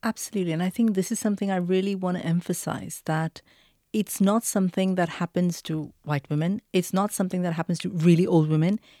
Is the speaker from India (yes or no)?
yes; India; moved away; I grew up in India